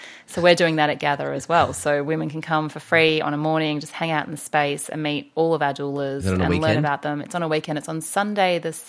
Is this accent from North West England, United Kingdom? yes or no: no; Anglesey, Wales, United Kingdom; I grew up in Anglesey at the beach, so it's an important part of my life too.